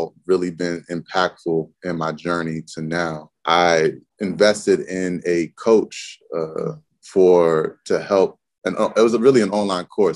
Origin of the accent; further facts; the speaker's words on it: Montgomery County, Maryland, United States; moved away as an adult; I grew up in Maryland, Montgomery County, Maryland